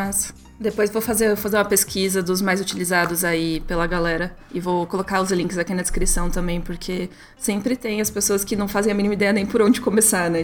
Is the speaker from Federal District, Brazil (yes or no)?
no; Curitiba, Paraná, Brazil; Curitiba, né? Que é da onde a gente é